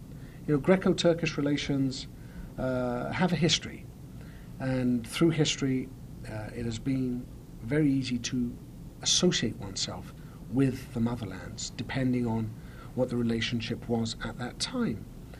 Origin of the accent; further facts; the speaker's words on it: London, United Kingdom; moved away; also born or lived in Columbia, South Carolina; I was raised in London, where we have approximately 250,000 Cypriots.